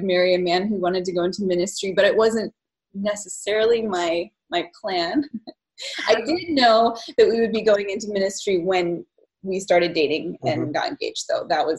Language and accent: English; Germany; I loved growing up in Germany. I did feel at home here.